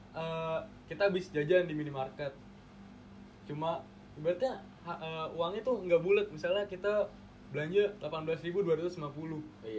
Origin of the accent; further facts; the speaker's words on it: Jakarta, Indonesia; moved away as an adult; kita kan emang dari Jakarta